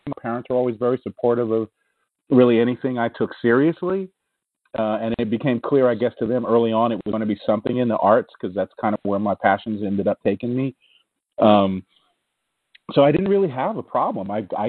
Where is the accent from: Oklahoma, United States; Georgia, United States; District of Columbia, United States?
District of Columbia, United States; Washington; I grew up a lot of different places. I mean, mostly Washington, D.C., I guess. But we traveled a lot.